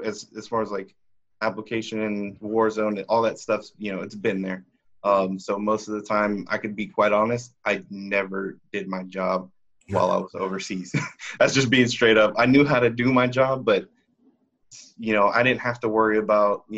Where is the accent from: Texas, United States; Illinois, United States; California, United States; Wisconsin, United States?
Texas, United States; Austin; I was born and raised in Austin